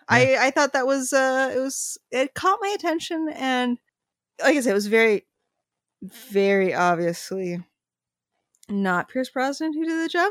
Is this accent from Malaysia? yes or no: no; Canada; we're Canadian